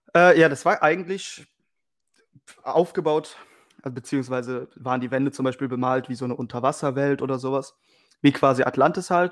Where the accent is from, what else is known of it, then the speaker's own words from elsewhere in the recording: Weisweiler, North Rhine-Westphalia, Germany; gebürtig aus Weißweiler